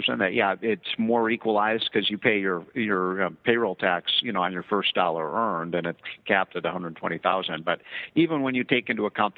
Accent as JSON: {"language": "English", "region": "Illinois", "country": "United States", "tie": "born or raised there", "said": "my home state of Illinois"}